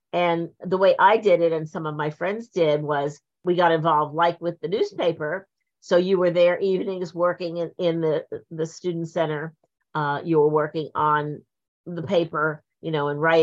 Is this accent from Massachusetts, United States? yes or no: no; Point Pleasant, New Jersey, United States; also born or lived in Linden, New Jersey; I was born in Linden, so that was North Jersey. But when I was 10, 11, we moved down to the shore, and then I grew up there.